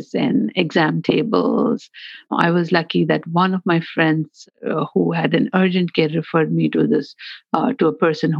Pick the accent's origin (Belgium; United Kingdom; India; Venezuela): India; moved away as an adult; now in Chicago, United States; I'm originally from India